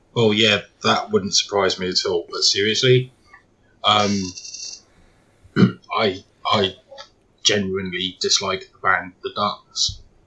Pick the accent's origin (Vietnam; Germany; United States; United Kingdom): United Kingdom; I am British